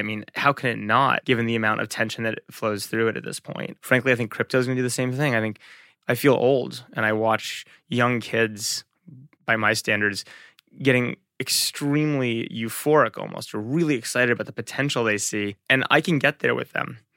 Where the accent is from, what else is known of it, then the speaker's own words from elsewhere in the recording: Englewood, New Jersey, United States; moved away as an adult; also born or lived in London, England / Boston / Manhattan; now in Bay Area, United States; I grew up in Englewood, New Jersey.